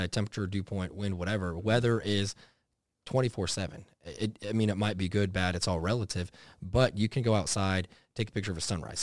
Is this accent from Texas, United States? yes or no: yes; Dallas, Texas, United States; growing up in Texas, eh, eh, out, like, somewhat in the country there for a while before it got real built up around Dallas